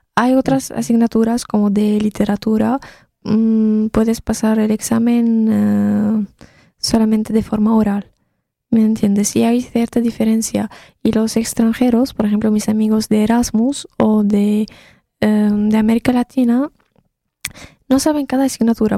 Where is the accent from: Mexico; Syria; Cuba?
Syria; first language Arabic; Spanish is a second language; moved away as an adult; now in Poland; soy de Siria, entonces debido a la guerra en mi país tenía que escapar y venir a Polonia